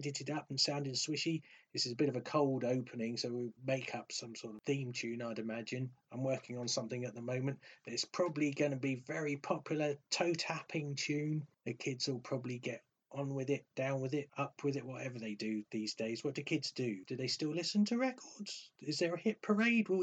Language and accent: English; England, United Kingdom; accent: posh English; my posh English accent